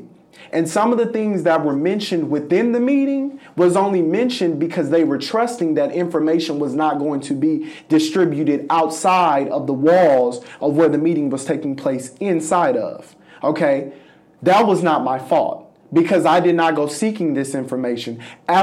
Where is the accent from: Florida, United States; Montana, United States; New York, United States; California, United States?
California, United States; Los Angeles; moved away as an adult; now in Jefferson City, United States; I'm from Los Angeles, California